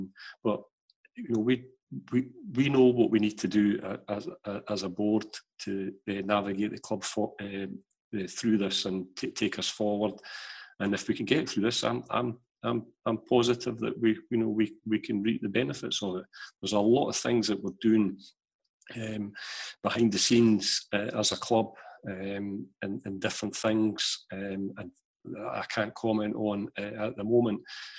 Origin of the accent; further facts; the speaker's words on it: Canada; it was a bizarre one being Canadian, so he gets into my team on that basis.